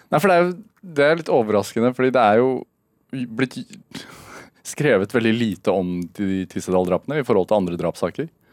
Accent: Sarpsborg, Østfold, Norway; Jeg er fra Sarpsborg

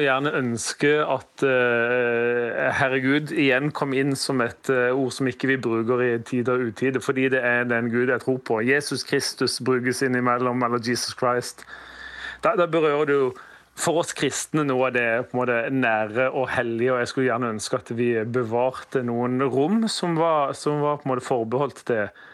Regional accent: Sørlandet, Norway; Jeg sier vel kanskje som sørlending så sier vel 'heiane'

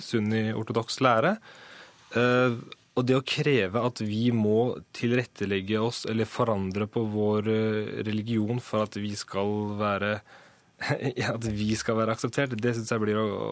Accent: Norway; jeg er født og oppvokst i Norge, jeg har gått på skole i Norge hele mitt liv

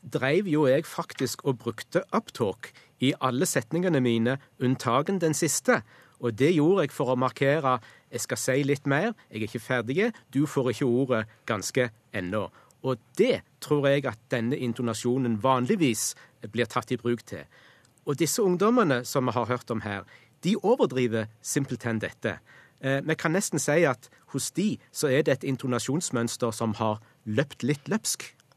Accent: Western Norway, Norway; accent: West Norwegian; vil jeg si som vestlending

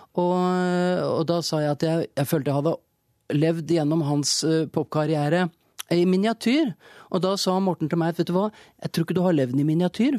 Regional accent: Larvik, Vestfold, Norway; vi kom fra Norge, et lite land, og at vi kom fra en liten by, Larvik, og på en måte var, var beskytta og kunne være oss selv når vi var hjemme.

